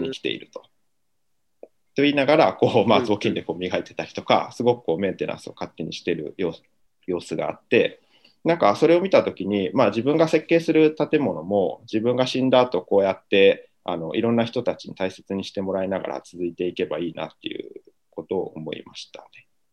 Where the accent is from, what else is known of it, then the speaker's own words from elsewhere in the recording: Ehime, Japan; also born or lived in Tokushima; now in Osaka, Japan; 徳島であの生まれたんですけど、で、まあ、育ちは愛媛なんですが、今も実家は徳島にあって